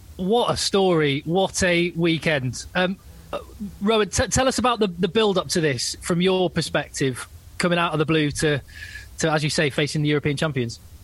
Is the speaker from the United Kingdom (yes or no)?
yes; Newbury, South East England, United Kingdom; my hometown club